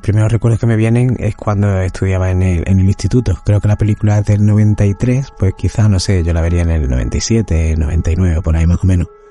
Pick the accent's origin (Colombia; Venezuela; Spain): Spain; Málaga, Andalusia; yo también soy de Málaga